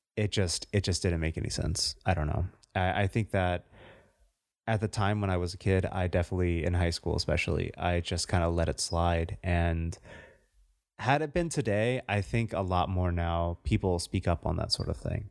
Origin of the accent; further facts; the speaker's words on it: United States; I'm still an American. I was born here.